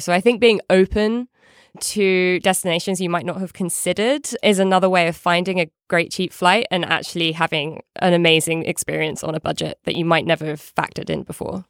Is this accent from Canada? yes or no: no; United Kingdom; now in United States; As a Brit abroad